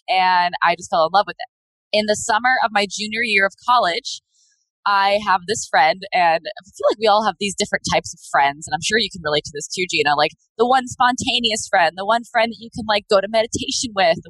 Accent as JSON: {"language": "English", "region": "Rhode Island", "country": "United States", "tie": "born or raised there", "said": "I grew up in Rhode Island, small state, very, very small feeling of the state."}